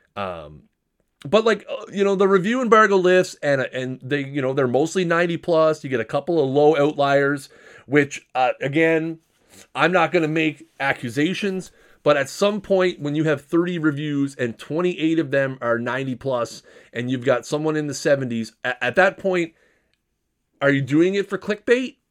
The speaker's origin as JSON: {"language": "English", "country": "Canada", "said": "I'm a Canadian"}